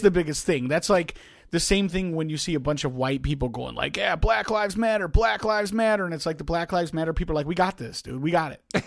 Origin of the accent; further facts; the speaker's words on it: South Holland, Illinois, United States; I came all the way from Thornwood High School, um, which, where I came from, um, uh, I think it's one hundred eighty-seventh and roughly, um, South Park in, in South Holland